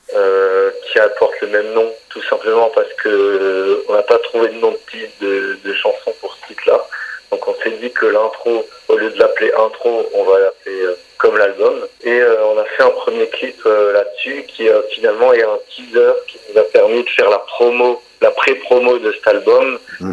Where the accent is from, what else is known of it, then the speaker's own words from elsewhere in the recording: Alsace, Grand Est, France; on vient d'Alsace, quand je me balade chez nous, j'habite en campagne